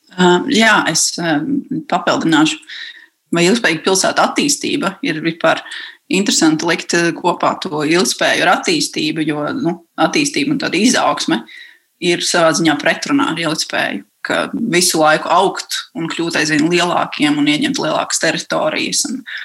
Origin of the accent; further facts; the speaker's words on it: Riga, Latvia; es esmu no Pārdaugavas.